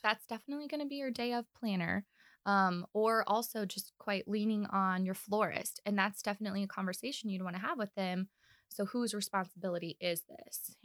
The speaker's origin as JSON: {"language": "English", "town": "Kansas City", "country": "United States", "moved": "as an adult", "lives_now": "Omaha, United States", "said": "I'm actually from Kansas City, so def, I'm still new in my mind to Omaha. I've only been here for about two years."}